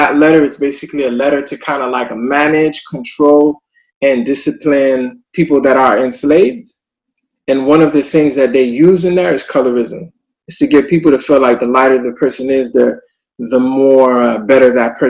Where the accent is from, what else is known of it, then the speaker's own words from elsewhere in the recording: the South, United States; I mean, growing up in the South, like, you never wanted to be in the sun because you would get darker.